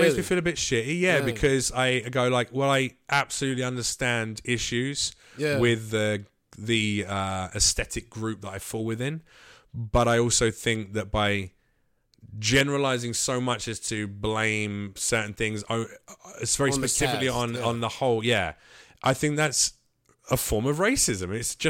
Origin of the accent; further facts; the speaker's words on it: London, United Kingdom; Yeah, I'm from London.